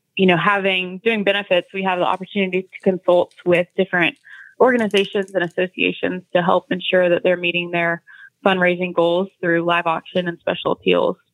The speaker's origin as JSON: {"language": "English", "town": "Bonham", "region": "Texas", "country": "United States", "tie": "born or raised there", "moved": "yes", "lives_now": "Oklahoma City, United States", "said": "born and raised in Bonham, Texas"}